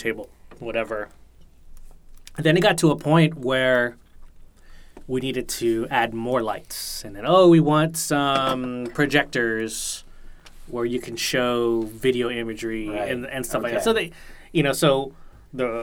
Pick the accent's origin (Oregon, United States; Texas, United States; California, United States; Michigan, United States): California, United States; Bay Area; moved away as an adult; also born or lived in San Jose / New York; I had been living in San Jose at the time. I had been growing up in the Bay Area.